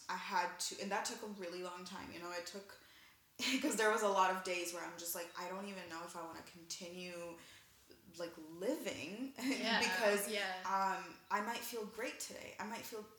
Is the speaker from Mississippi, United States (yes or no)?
no; Milwaukee, Wisconsin, United States; moved away as an adult; now in New York, United States; I am originally from Milwaukee, Wisconsin, and about two and a half years ago, I moved to New York.